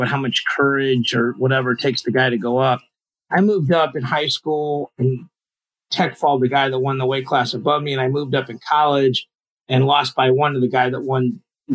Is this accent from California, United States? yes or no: no; Missouri, United States; I'm from Missouri.